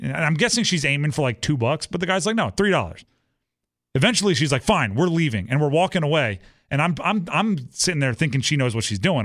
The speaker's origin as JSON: {"language": "English", "region": "Hawaii", "country": "United States", "tie": "born or raised there", "moved": "yes", "said": "I grew up in Hawaii"}